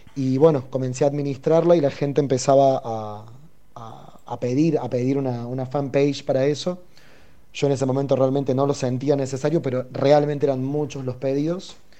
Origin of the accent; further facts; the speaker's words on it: Córdoba, Argentina; moved away as an adult; now in Buenos Aires, Argentina; yo soy originariamente de Córdoba, Córdoba Capital, eh, crecí ahí, nací ahí y vivo en Capital Federal hace ya alrededor de dos años y medio